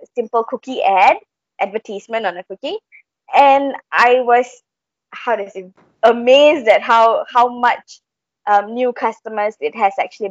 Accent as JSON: {"language": "English", "country": "Malaysia", "said": "We are eventually Malaysians."}